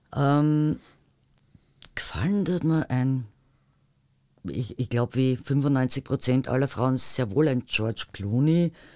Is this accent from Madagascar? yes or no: no; Tyrol, Austria; moved away; also born or lived in Vienna; Tirolerin mit Migrationshintergrund